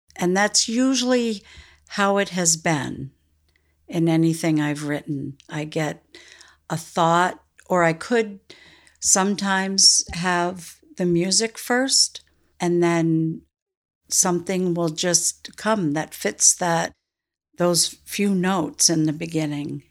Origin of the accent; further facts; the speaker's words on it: South Newfane, Vermont, United States; I grew up in South New Fane. My parents bought the general store, and I was four when we moved to Vermont